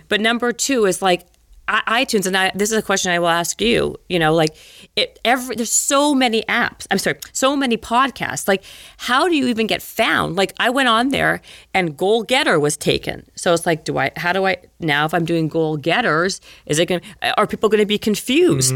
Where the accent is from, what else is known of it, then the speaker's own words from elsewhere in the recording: Winnipeg, Manitoba, Canada; moved away as an adult; growing up in Winnipeg. Remember where I grew up?